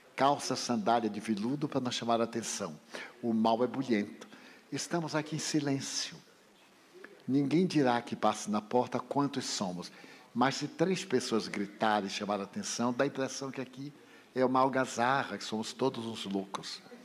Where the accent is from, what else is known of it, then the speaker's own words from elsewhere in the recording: Feira de Santana, Bahia, Brazil; now in Salvador, Brazil; porque eu sou do interior, sou de Feira de Santana